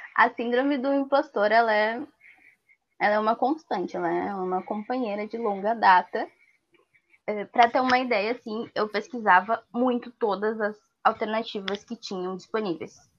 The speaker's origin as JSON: {"language": "Portuguese", "town": "Porto Alegre", "region": "Rio Grande do Sul", "country": "Brazil", "tie": "born or raised there", "said": "eu nasci e vivo na Restinga"}